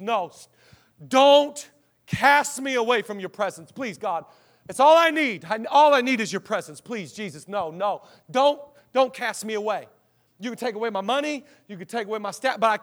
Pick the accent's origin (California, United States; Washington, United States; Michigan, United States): Washington, United States; Seattle; now in Los Angeles, United States; I grew up in Seattle, Washington